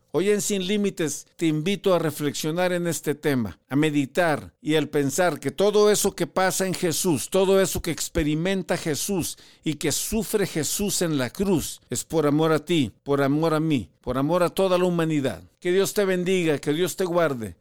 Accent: Ciudad Madero, Tamaulipas, Mexico; yo soy originario de Ciudad Madero, Tamaulipas

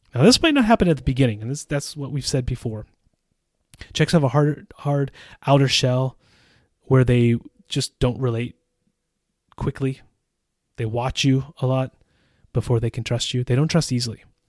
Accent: United States; moved away as an adult; now in Czech Republic

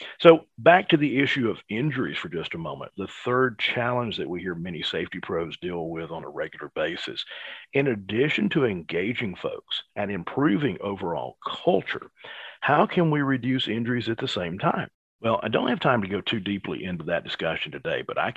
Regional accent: Alabama, United States; I'm from Alabama

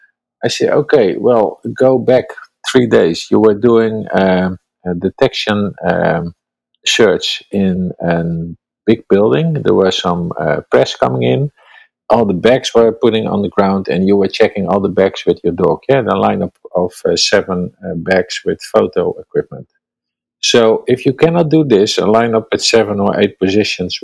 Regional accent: Netherlands; English is a second language; I'm from Holland, and English is not my native language

